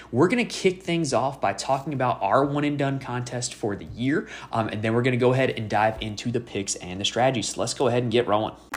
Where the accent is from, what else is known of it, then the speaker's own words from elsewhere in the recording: North Carolina, United States; my home state of North Carolina